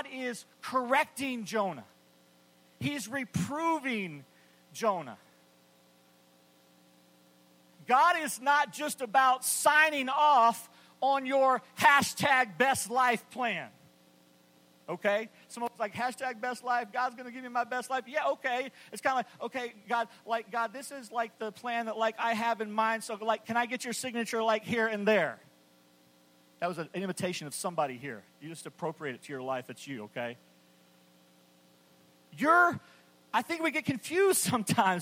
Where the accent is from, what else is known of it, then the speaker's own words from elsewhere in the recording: West Texas, United States; I grew up in West Texas in the 70s